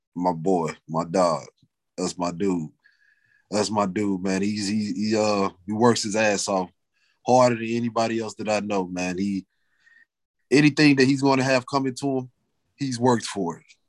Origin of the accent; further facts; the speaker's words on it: Wellston, Missouri, United States; I'm from Wellston in a way.